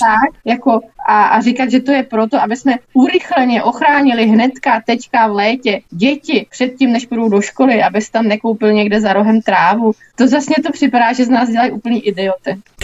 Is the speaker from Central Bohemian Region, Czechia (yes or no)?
yes; Mladá Boleslav, Central Bohemian Region, Czechia; jsem z Mladý Boleslavi